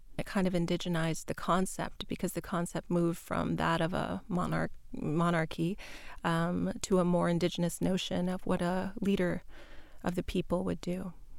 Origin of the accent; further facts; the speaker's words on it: Kuchiching First Nation, Ontario, Canada; now in Toronto, Canada; That's my English name. I'm Anishinaabe from Kuchiching First Nation, a citizen of the Anishinaabe Nation of Treaty No. 3. And I currently live in Toronto.